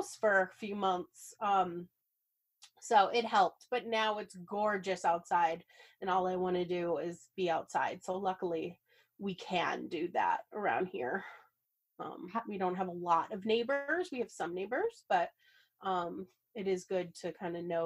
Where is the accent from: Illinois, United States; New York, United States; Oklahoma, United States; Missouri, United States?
Missouri, United States; St. Louis; moved away; I grew up in St. Louis